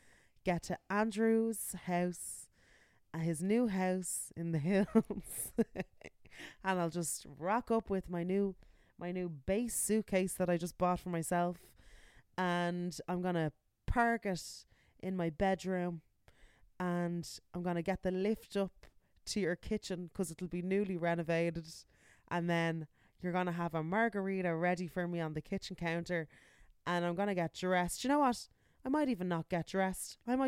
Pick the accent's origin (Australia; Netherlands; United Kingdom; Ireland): Ireland; Baldoyle, Leinster; I'm from Baldoyle. Leave me alone.